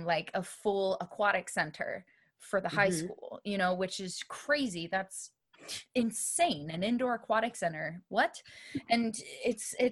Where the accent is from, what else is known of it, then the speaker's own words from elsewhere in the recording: Texas, United States; I grew up in Texas.